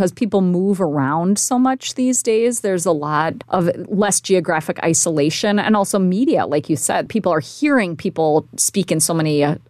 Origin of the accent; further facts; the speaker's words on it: Minnesota, United States; accent: Minnesota; my Minnesota accent